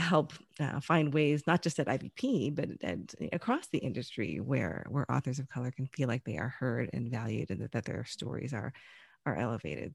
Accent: United States; also born or lived in Chicagoland; now in Chicago, United States; I was born here in the U S. I grew up mainly outside of Washington, D C, but I've lived here in Chicagoland for probably more than twenty years now in total

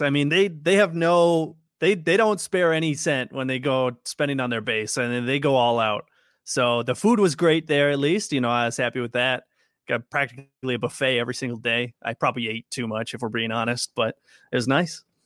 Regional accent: Minnesota, United States; I'm from Minnesota

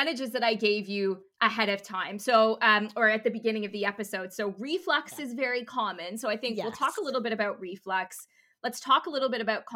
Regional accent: Canada; now in United Kingdom; I'm Canadian

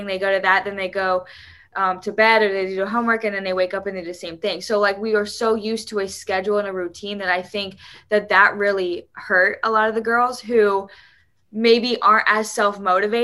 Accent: Indiana, United States; growing up in Indiana, it's cold

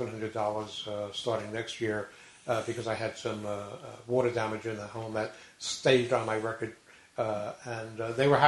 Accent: New York, United States; when I was growing up in New York

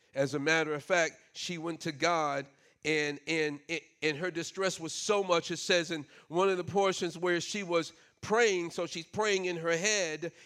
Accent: New York City, New York, United States; moved away; I grew up in New York City

